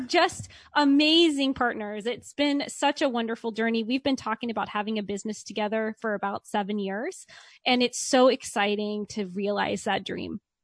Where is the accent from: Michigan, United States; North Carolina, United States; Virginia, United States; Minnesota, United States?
Virginia, United States; Richmond; moved away as an adult; also born or lived in California; I grew up in Richmond, Virginia